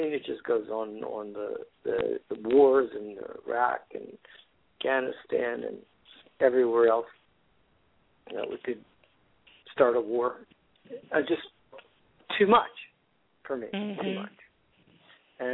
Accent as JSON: {"language": "English", "region": "Florida", "country": "United States", "moved": "yes", "lives_now": "California, United States", "said": "I've been living in California for the last 40 years. I'm originally from Florida"}